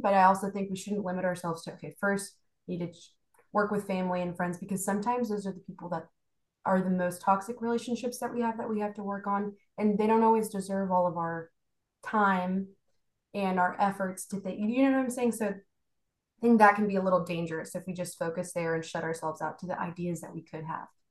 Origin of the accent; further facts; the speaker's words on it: Houston, Texas, United States; also born or lived in Bogota, Colombia; I was born in Bogota, Colombia, and then I moved here and been raised here in Houston for quite some time, bounced around Texas a little bit, but mostly in Houston now